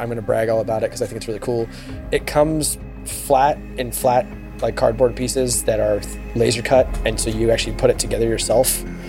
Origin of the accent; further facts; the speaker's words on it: California, United States; I grew up, I was born and raised in California. I've actually only been to Wisconsin, I think, once in my life. I've never been to Green Bay.